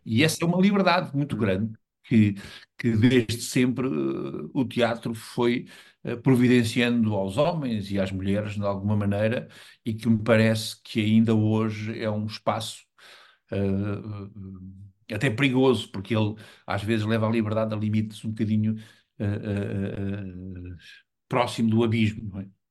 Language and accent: Portuguese; Lisbon, Portugal; moved away; que eu era lisboeta, e sou lisboeta, agora não vivo em Lisboa já há muitos anos, mas sou lisboeta